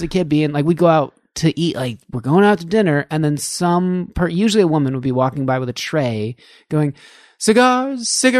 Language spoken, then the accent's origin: English; Lemmon Valley, Nevada, United States; also born or lived in Reno, Nevada; So I'm really from Reno, but I grew up north there. I like to say I'm from Lemon Valley, Nevada.